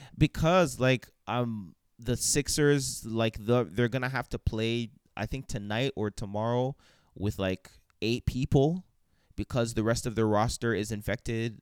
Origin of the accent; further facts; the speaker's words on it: Canada; as a Canadian